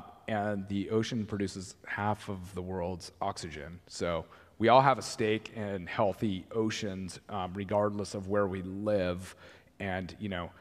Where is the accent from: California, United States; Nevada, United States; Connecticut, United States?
California, United States; Laguna Beach; Laguna Beach, my hometown